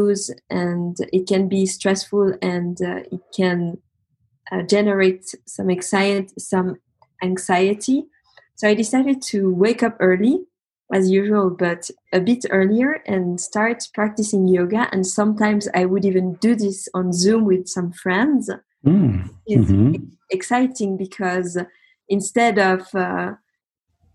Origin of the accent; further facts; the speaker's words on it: Geneva, Switzerland; moved away as an adult; also born or lived in Paris, France / south of France; I'm from Geneva originally. I studied there